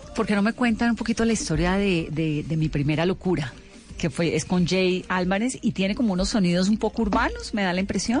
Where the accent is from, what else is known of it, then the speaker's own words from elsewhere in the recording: Valle del Cauca, Colombia; yo que soy vallecaucana